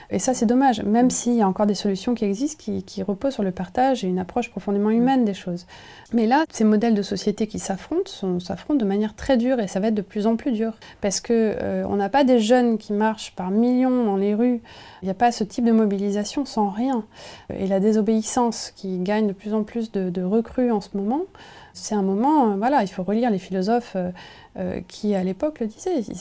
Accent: Nevers, Bourgogne-Franche-Comté, France; j'ai grandi en Bourgogne, à Nevers, un endroit où il n'y avait pas trop de, ah, pas trop de maison, ça s'est construit, j'ai vu, voilà, j'ai vu l'urbanisation.

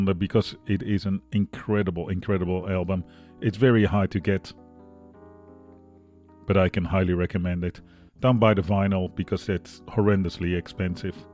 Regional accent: Netherlands; now in Australia; I'm from the Netherlands, living in Australia, broadcasting, well, in Brooklyn, New York

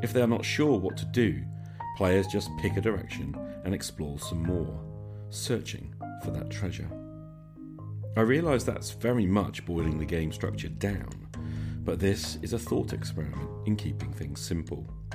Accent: United Kingdom; I'm British

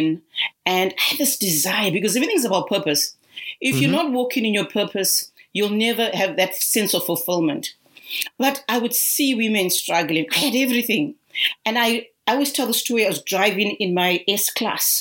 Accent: Zimbabwe; now in Australia; I'm originally from Zimbabwe, though residing in Australia

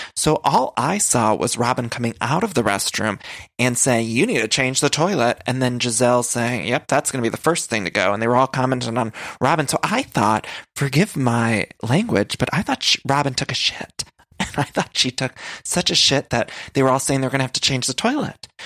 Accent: Ohio, United States; now in Los Angeles, United States; I am from Ohio

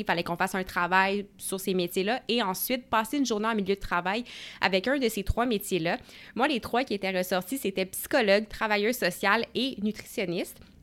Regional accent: Gatineau, Quebec, Canada; je suis originaire de Gatineau, donc il est juste à côté d'Ottawa.

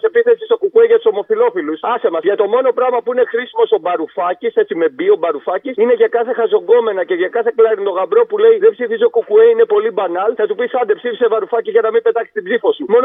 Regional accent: Nea Ionia, Attica, Greece; Εγώ είμαι ένα τύπο που πεθαίνω για τη Νέα Ιωνία, κυριολεκτικά πεθαίνω για την πόλη μου.

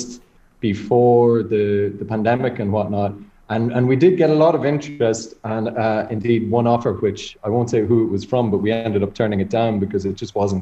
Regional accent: Dundalk, County Louth, Ireland; I'm from Dundalk

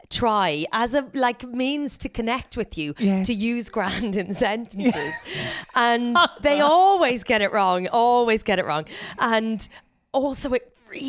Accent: Ireland; accent: Irish; So I think I haven't lost my Irish accent at all.

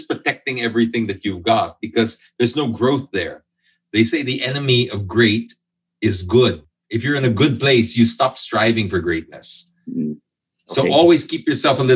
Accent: Philippines; I'm half British, half Filipino. So made in the Philippines with imported parts

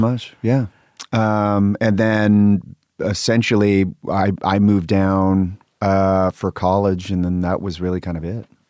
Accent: Sacramento, California, United States; I grew up in Sacramento

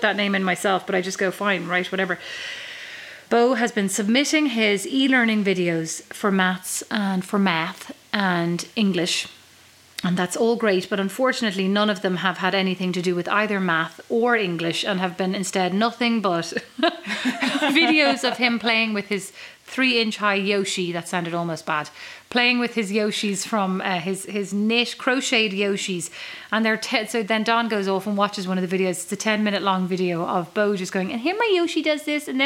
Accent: Kildare, Leinster, Ireland; now in Fort Wayne, United States; from Kildare

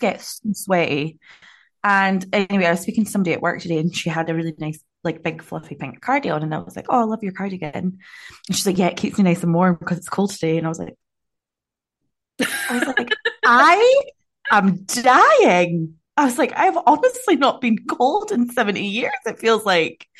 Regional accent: Scotland, United Kingdom; now in Auckland, New Zealand; I'm so Scottish

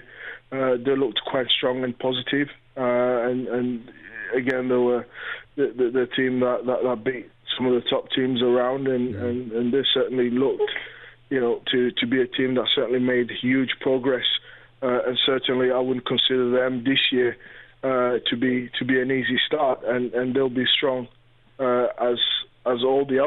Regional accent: London, United Kingdom; I live in North London. I'm a North London. You know, I grew up in North London. I know the area inside out. I'm local

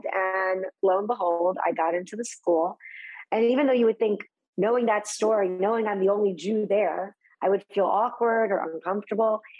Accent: Texas, United States; was Texas it a was amazing. It was so fun.

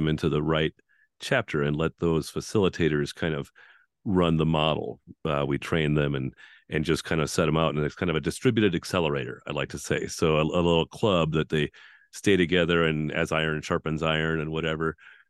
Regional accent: North Dakota, United States; I was born and raised in Central North Dakota, graduated with a class of five

